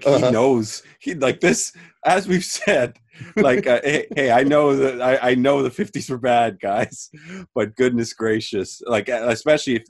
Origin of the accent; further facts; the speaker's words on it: Canada; as a Canadian.